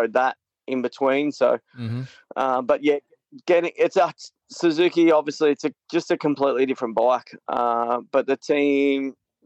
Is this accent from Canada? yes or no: no; Australia; being Australian.